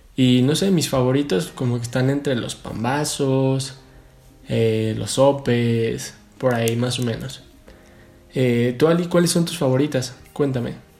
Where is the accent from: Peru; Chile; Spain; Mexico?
Mexico; nuestro país